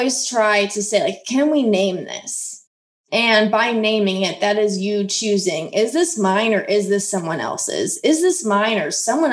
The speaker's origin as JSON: {"language": "English", "region": "Midwest", "country": "United States", "tie": "born or raised there", "said": "I grew up in the Midwest"}